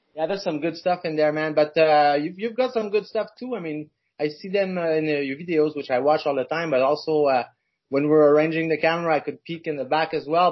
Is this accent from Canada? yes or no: yes; Montreal, Quebec, Canada; I'm from Montreal